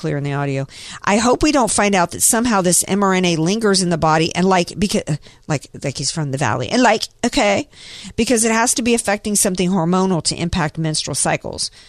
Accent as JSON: {"language": "English", "region": "the South", "country": "United States", "tie": "born or raised there", "said": "when I was growing up in the South"}